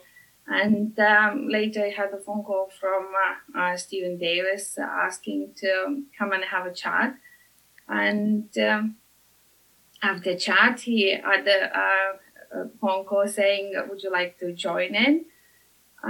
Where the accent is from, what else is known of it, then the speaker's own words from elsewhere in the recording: Lithuania; now in United Kingdom; originally I'm from Lithuania. So came to UK